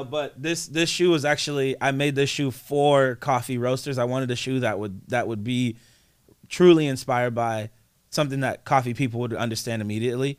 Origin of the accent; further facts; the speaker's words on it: East Coast, United States; now in Portland, United States; I'm from the East Coast, man